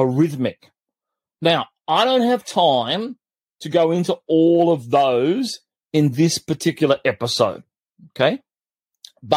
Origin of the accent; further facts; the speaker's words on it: Australia; I grew up in Australia at one stage when I was about 10, 11, 12 years of age